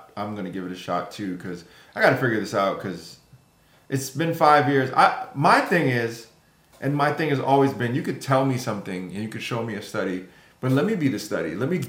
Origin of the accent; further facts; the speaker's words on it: New York City, New York, United States; growing up in Queens, New York